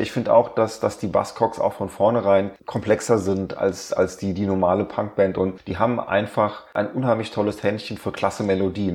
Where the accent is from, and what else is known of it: Germany